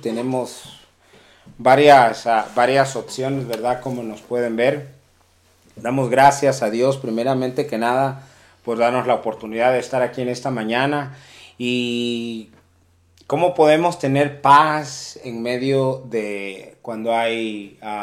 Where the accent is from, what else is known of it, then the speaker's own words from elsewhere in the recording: Acapulco, Guerrero, Mexico; moved away; also born or lived in Colorado; el, puerto de Acapulco, que nosotros somos originarios de ahí, somos nacidos en ese lugar